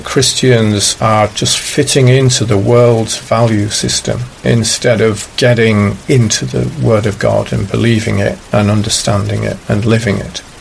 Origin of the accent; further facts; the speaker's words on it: China; English is a second language; I was actually saying, yeah, I come from China and there's this corruption, and even monitors of a class might withhold money that they shouldn't be withholding.